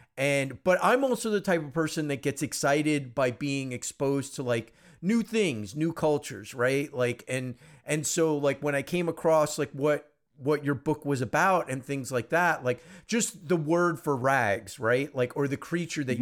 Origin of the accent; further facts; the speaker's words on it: United States; I'm first generation American. I mean, I'm uh, my parents are you know not from the U.S.